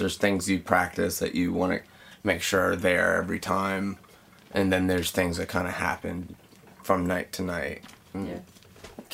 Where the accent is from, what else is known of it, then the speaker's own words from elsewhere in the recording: New Orleans, Louisiana, United States; moved away as an adult; also born or lived in Boston; I'm originally from New Orleans